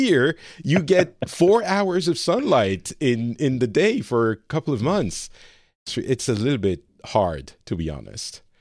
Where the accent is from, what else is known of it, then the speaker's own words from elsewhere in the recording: France; moved away as an adult; also born or lived in Lebanon; now in Finland; I live in Finland, uh, but I'm from France originally